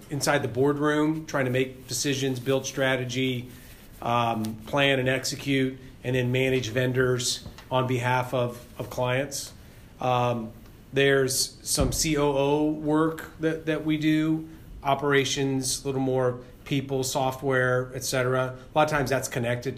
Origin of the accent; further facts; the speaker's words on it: Ohio, United States; moved away; I grew up in Ohio.